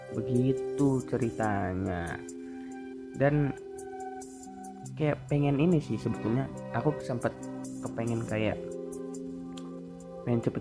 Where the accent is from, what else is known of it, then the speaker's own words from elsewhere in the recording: Kalimantan, Indonesia; Jadi aku bukan Jakarta ya, aku dari Kalimantan. Jadi manggil ngomongnya aku aja aku.